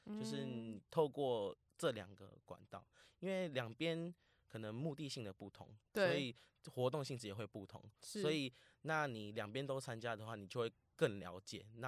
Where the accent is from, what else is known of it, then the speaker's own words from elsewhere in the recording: Vietnam; now in Taiwan; 现在我说，对啊，我是越南人，怎么了吗？我还就就热烈跟他分享。